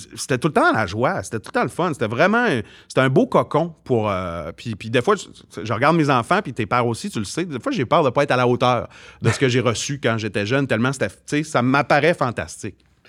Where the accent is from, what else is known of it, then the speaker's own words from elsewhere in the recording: Arvida, Quebec, Canada; c'est sûr que ça vient de mon origine arvidienne